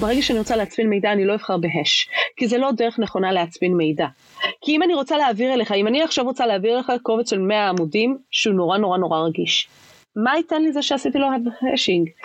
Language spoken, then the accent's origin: Hebrew; Israel; אנחנו כישראלים